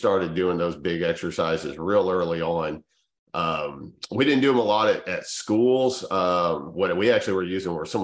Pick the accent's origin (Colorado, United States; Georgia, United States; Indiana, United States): Colorado, United States; Denver; being from Colorado and growing up in the Denver area during the mid and late 90s